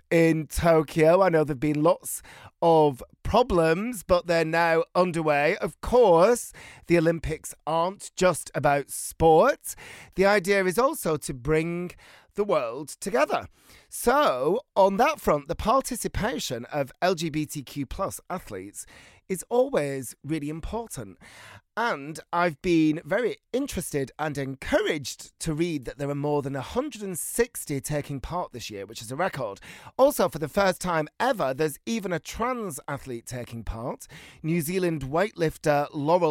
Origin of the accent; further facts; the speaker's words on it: Bolton, North West England, United Kingdom; moved away; I grew up in Bolton